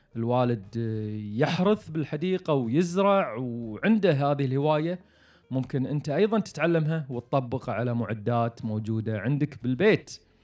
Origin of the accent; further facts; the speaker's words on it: Kuwait; عندنا بالكويت